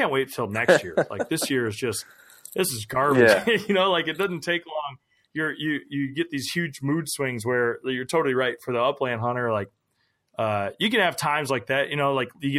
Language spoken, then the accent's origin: English; Minnesota, United States; growing up in Minnesota